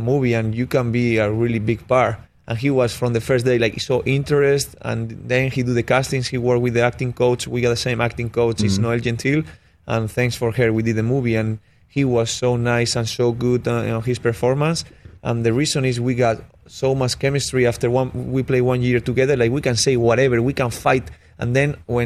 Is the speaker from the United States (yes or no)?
no; Spain; moved away; coming from Spain, you know, I'm a kid from Spain